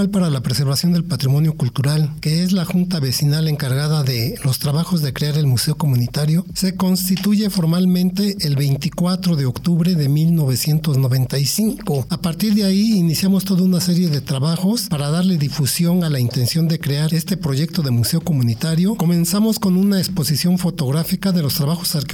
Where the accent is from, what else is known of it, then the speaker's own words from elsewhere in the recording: Mexico City, Mexico; now in Valle de Chalco, Mexico; Yo llegué a Valle de Chalco en 1990, procedente de la Ciudad de México.